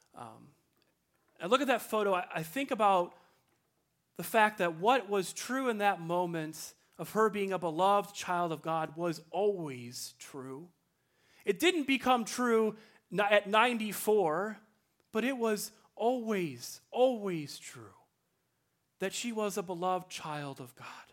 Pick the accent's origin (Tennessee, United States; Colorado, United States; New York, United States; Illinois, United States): Illinois, United States; Libertyville; my hometown, Libertyville, Illinois